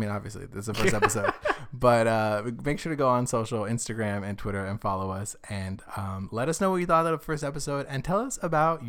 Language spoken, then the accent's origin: English; Arizona, United States; now in Los Angeles, United States; I came from Arizona where if you didn't walk out of the club looking like someone had drenched you in a fire hose